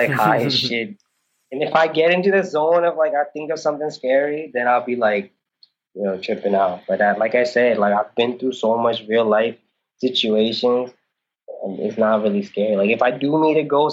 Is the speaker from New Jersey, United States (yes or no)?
no; New Orleans, Louisiana, United States; moved away as an adult; also born or lived in Thrissur, India / Ooty, India; now in India; I'm from New Orleans